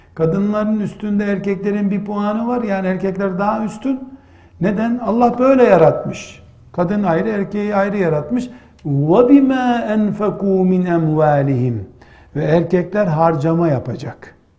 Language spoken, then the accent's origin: Turkish; Black Sea Region, Turkey; bizim yine Karadeniz deyimiyle